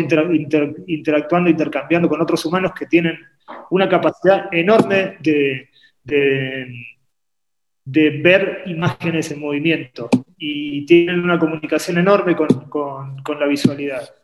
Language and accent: Spanish; Argentina; also born or lived in Uruguay; Yo nací en Uruguay, me crié en Argentina